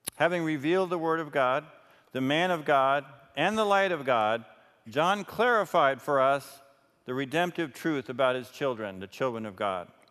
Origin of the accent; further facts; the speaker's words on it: New York, United States; I was raised in New York and always had lights around